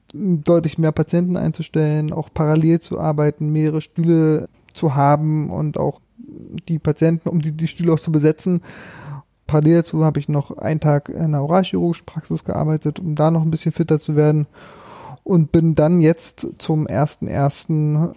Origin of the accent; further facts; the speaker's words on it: Märkisch-Oderland, Brandenburg, Germany; moved away as an adult; also born or lived in Berlin / Greifswald; ich bin quasi den, den Weg zurückgegangen in meine alte Heimat, äh, Märkisch-Oderland